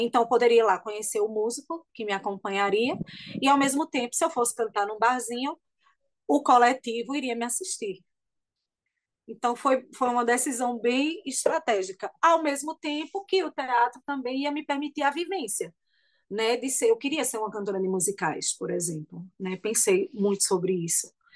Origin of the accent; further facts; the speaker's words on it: Bonito, Pernambuco, Brazil; now in Caruaru, Brazil; eu morava em Bonito